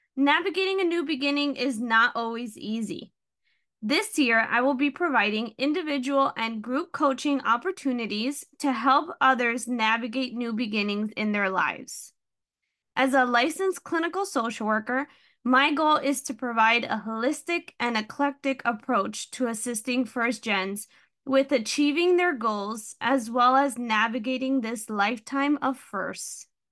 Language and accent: English; Hudson County, New Jersey, United States; I was born and raised in Hudson County, New Jersey